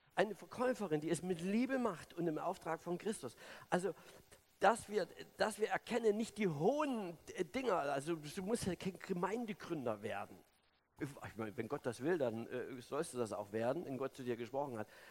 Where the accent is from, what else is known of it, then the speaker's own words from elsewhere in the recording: Germany; also born or lived in Sonneberg, Thuringia; now in Berlin, Germany; ich, bin ja DDR-Kind, ich bin in der Diktatur groß geworden